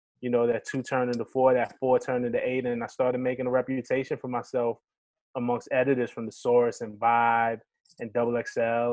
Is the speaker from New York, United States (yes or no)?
yes; New York City, New York, United States; now in Staten Island, United States; I'm a Brooklyn cat though, man. I'm born and raised in Brooklyn